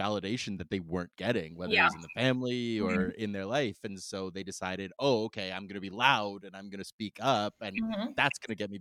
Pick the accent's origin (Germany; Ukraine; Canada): Canada; I'm Canadian